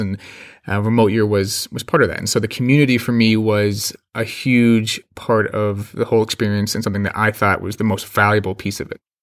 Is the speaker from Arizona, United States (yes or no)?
yes; Phoenix, Arizona, United States; I am from Phoenix, Arizona